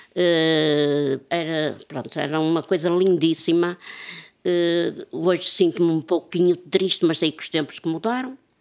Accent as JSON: {"language": "Portuguese", "town": "Porto", "region": "Norte", "country": "Portugal", "tie": "born or raised there", "moved": "yes", "said": "eu já saí de Miragaia há 40 e tal anos"}